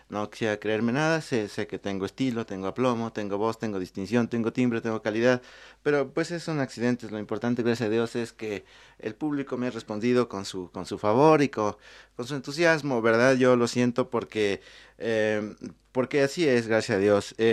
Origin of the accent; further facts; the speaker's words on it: Mexico City, Mexico; born there; yo nací en el Distrito Federal hace mucho tiempo, bueno, hace algunos años